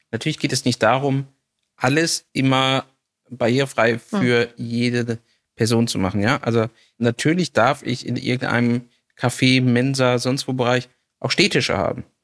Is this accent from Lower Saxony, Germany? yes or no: yes; Hameln, Lower Saxony, Germany; ich komme hier irgendwie aus Hameln, Rattenfängerstadt, alles Altstadt, ja.